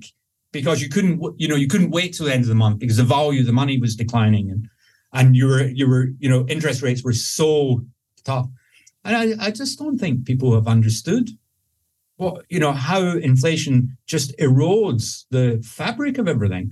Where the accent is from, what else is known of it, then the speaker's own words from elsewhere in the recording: Scotland, United Kingdom; I'm Scottish